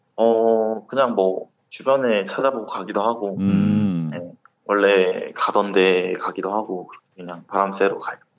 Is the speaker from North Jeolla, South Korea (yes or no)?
no; Gwangju, South Korea; moved away as an adult; also born or lived in Masan, Changwon; now in Changwon, South Korea; 저는 광주에 수편 음. 왔는데요. 음. 아. 아버지께서 고향이 거긴데